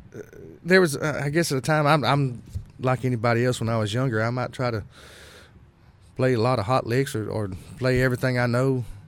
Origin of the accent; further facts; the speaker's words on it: Texas, United States; growing up in Texas, I was exposed to a lot of swing